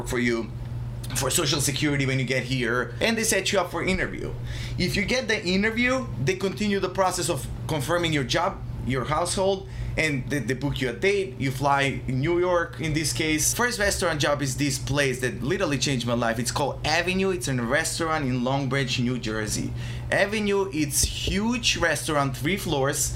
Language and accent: English; Bitola, North Macedonia; moved away as an adult; now in Philadelphia, United States; Born and raised in Macedonia. So until 20, 2 years old.